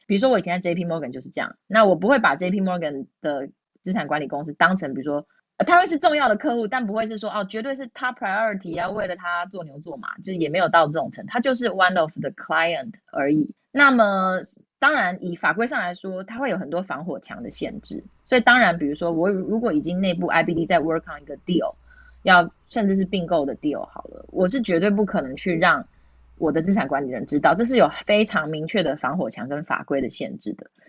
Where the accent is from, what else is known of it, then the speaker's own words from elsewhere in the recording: Taiwan; moved away as an adult; also born or lived in Hong Kong; 只有我是台湾人